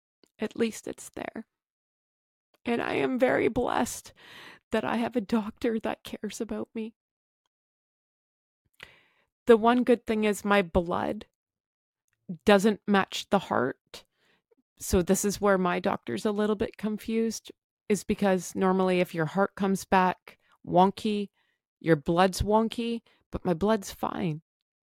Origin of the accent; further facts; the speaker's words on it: Canada; I am Canadian.